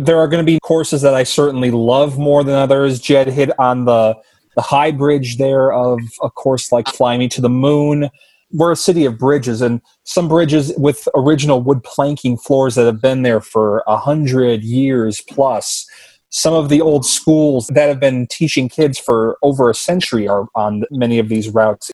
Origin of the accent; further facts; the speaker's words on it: southeast Wisconsin, United States; now in Eau Claire, United States; that is where my hometown is, down in southeast Wisconsin